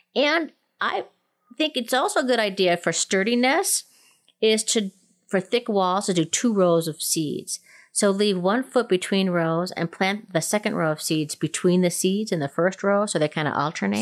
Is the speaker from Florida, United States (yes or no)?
no; Minnesota, United States; now in Colorado, United States; growing up in Minnesota, which is, you know, zone three, four, five-ish.